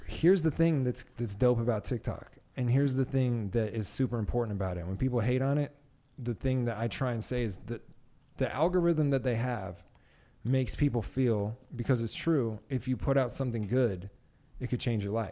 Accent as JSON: {"language": "English", "town": "Las Vegas", "region": "Nevada", "country": "United States", "tie": "born or raised there", "said": "I was raised in Vegas"}